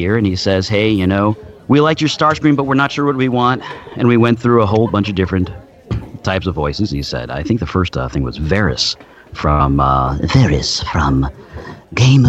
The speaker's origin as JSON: {"language": "English", "town": "New York City", "region": "New York", "country": "United States", "said": "I'm from New York City"}